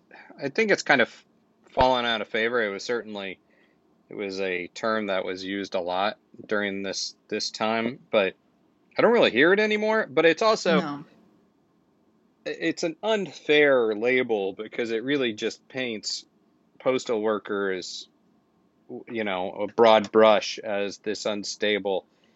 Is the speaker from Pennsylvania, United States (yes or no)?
no; Florida, United States; when I was growing up on George Street in Florida